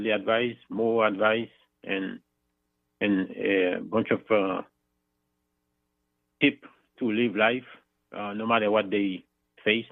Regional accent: Haiti; accent: thick accent; English is a second language; moved away; I'm originally from Haiti, as you can see my thick accent

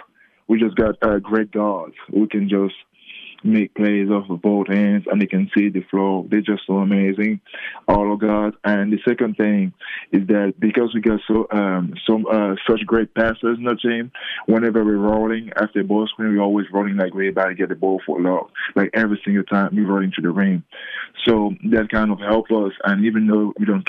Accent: Cameroon; moved away; also born or lived in Australia / Las Vegas; I'm the first from Cameroon to be in a team that won a national championship

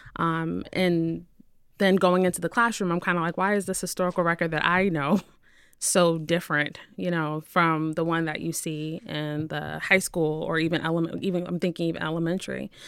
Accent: New Haven, Connecticut, United States; also born or lived in Windsor, Connecticut; I'm originally from New Haven, so that's where I grew up

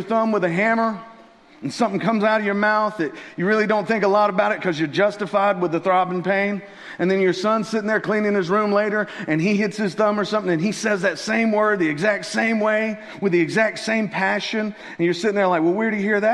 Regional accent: Tennessee, United States; moved away; I'm originally from Tennessee

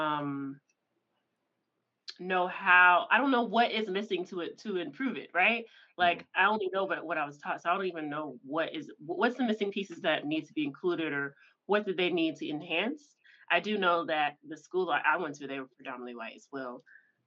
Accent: Memphis, Tennessee, United States; I grew up in the South too. So I grew up in Memphis

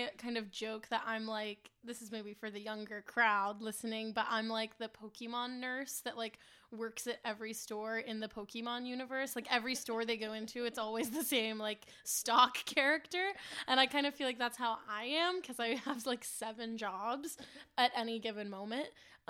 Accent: the South, United States; Like a lot of the time when I tell people I'm from the South, they'll be like, you don't sound like it. And I'm like, my mom made sure of that.

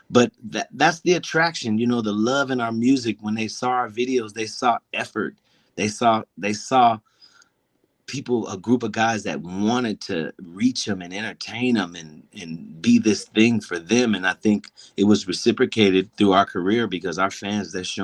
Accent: Pasadena, California, United States; as we grew up in Pasadena

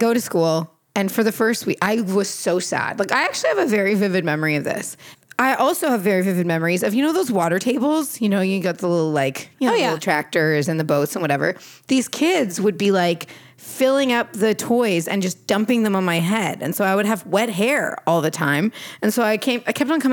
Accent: Canada; first language Portuguese; English is a second language; I was born in Canada, but I learned how to speak Portuguese first because my grandparents brought me up.

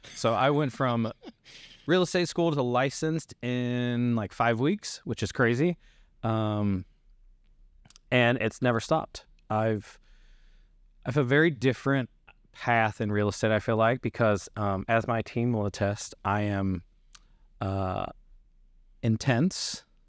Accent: Kentucky, United States; moved away; I grew up in Kentucky

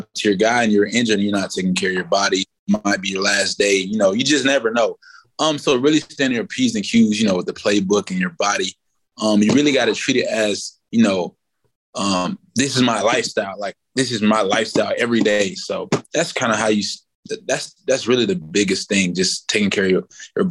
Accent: Florida, United States; moved away as an adult; now in Cleveland, United States; Growing up in Florida

